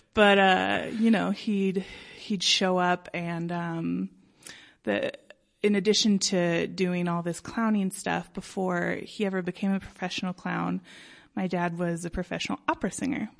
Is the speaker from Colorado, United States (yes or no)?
yes; Denver, Colorado, United States; I grew up, um, in the Old Highlands